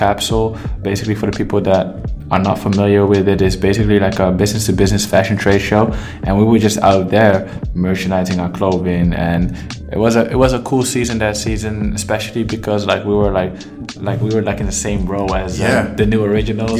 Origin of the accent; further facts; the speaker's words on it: Amsterdam, North Holland, Netherlands; also born or lived in Mogadishu, Somalia; I'm from Amsterdam, the Netherlands. Born in Somalia, Mogadishu, and out here in New York right now